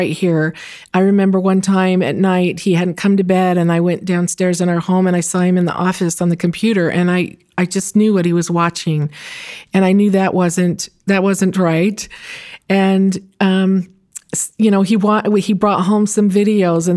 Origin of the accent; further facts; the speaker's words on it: Santa Monica, California, United States; I grew up in Santa Monica in Southern California